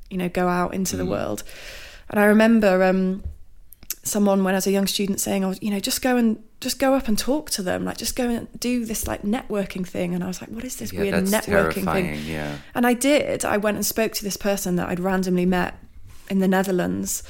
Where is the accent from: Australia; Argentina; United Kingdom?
United Kingdom; Lancashire-Cumbria border, South Lake District, North West England; moved away; also born or lived in London; I grew up on the Lancashire-Cumbria border. I went to school in the South Lake District.